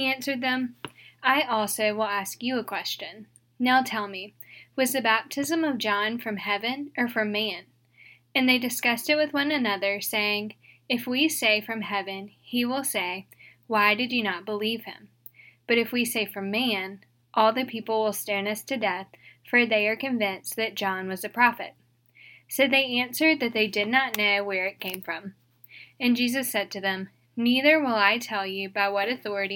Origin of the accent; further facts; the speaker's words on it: St. Francisville, Louisiana, United States; moved away as an adult; also born or lived in Mississippi; now in Dallas, United States; I'm originally from St. Francisville, Louisiana